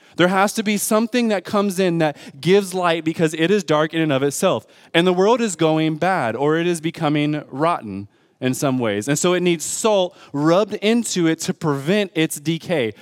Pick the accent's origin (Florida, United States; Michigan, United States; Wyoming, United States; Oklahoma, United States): Michigan, United States; Detroit; I'm from Detroit Public School Systems